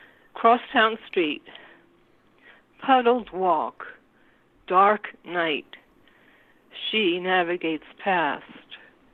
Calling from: New York City, New York, United States; I'm calling from New York City, and it's kind of a rainy evening.

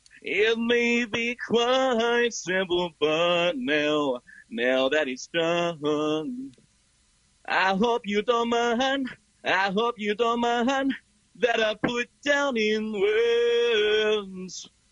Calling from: Drexel Hill, Pennsylvania, United States; From the inside of my room, Drexel Hill, Pennsylvania.

